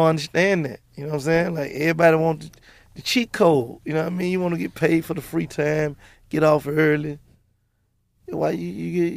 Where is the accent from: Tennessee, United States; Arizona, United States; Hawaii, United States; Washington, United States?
Tennessee, United States; Memphis; I come from North Memphis